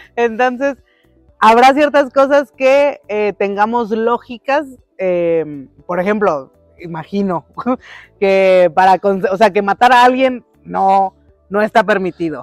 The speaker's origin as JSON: {"language": "Spanish", "country": "Mexico", "said": "los dos somos mexicanos, porque los dos crecimos de este lado del mundo"}